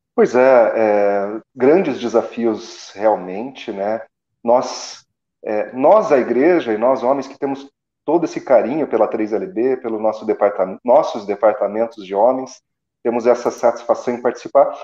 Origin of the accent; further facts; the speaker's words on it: Assis Chateaubriand, Paraná, Brazil; now in Curitiba, Brazil; eu sou paranaense do interior do Paraná, da cidade de Assis Chateaubriand